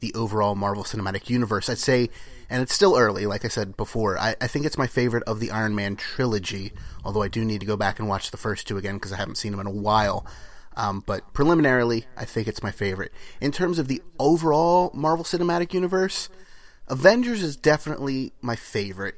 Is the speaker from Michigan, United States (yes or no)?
no; New Jersey, United States; we're actually from New Jersey